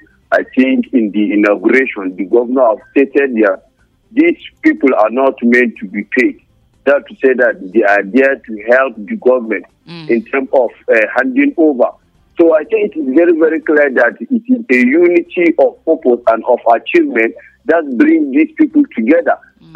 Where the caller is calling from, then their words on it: Nigeria; I'm calling from TGRT Junction.